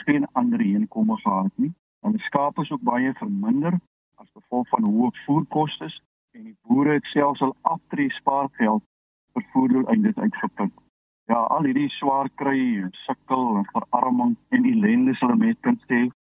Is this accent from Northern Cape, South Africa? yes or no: yes; Loeriesfontein, Northern Cape, South Africa; now in Caledon, South Africa; Ek is ook gebore op Louisfontein en my familie boer nog daar